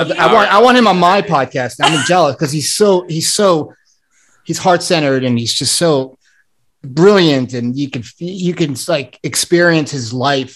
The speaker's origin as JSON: {"language": "English", "town": "Santa Barbara", "region": "California", "country": "United States", "said": "I'm from Santa Barbara, California. So even worse."}